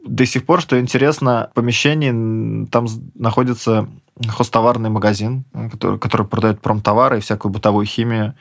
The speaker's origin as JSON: {"language": "Russian", "town": "Samara", "region": "Samara Oblast", "country": "Russia", "tie": "born or raised there", "said": "я из Самары"}